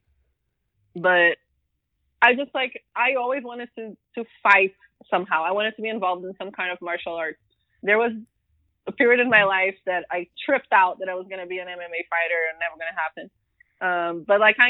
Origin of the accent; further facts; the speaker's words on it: Brazil; now in United States; I grew up in Brazil